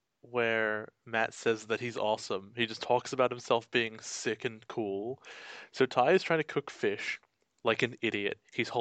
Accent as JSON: {"language": "English", "country": "Australia"}